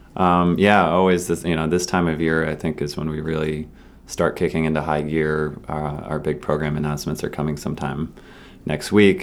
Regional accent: Massachusetts, United States; I grew up in Massachusetts

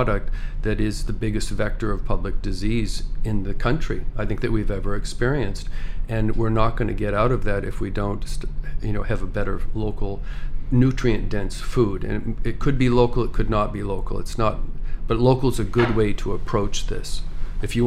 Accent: Maine, United States; I was from Maine. I didn't have to move back to Maine

